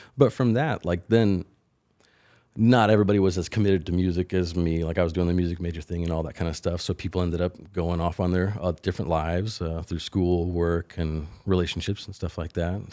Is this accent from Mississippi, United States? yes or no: no; Willisville, Illinois, United States; I grew up, uh, uh, thirty miles or so northwest of Carbondale on a farm outside of Willisville, Illinois